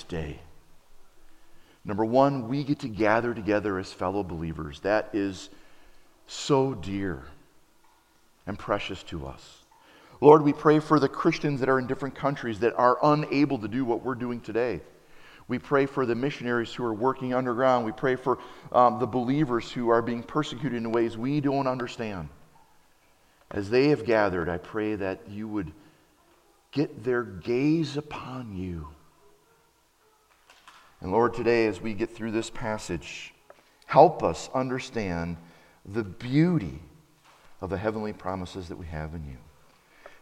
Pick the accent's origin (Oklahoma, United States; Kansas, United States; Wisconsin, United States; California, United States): Wisconsin, United States; Appleton; when I travel through Wisconsin, around Wisconsin, I wear my Appleton West t-shirt